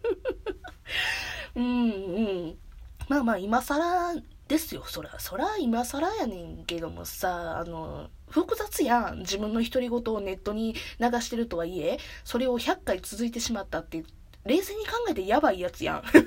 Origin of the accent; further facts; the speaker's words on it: Kansai, Japan; accent: Kansai dialect; この喋りを聞いてくれば関西の人間やなってすぐバレるんやけど、正解。ずっと関西。まあ、ちょっと一時期別のとこに住んでたけど、ずっと関西おって。だから、ずっと関西弁